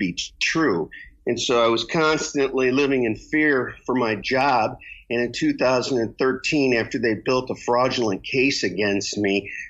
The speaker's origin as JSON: {"language": "English", "region": "Michigan", "country": "United States", "tie": "born or raised there", "also_born_or_lived": "Oklahoma City / California", "moved": "as an adult", "said": "I'm originally from Michigan. I grew up there as a child, and then I went into the Air Force in 1980"}